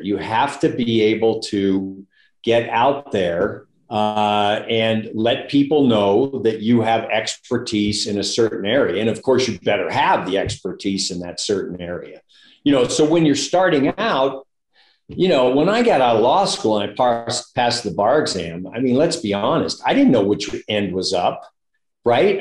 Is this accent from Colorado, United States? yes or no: no; San Francisco Bay Area, California, United States; moved away as an adult; now in Reno, United States; I grew up in the San Francisco Bay Area, went to Berkeley